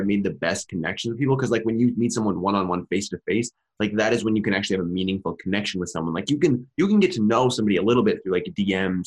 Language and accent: English; Minnesota, United States; I'm from Minnesota myself